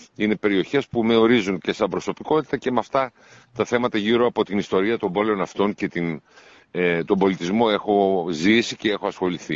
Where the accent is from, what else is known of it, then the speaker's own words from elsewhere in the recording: Nea Michaniona, Central Macedonia, Greece; also born or lived in Istanbul; Ζούσα εκεί στο Νέα Μηχανιώνα Θεσσαλονίκη, στο χωριό μου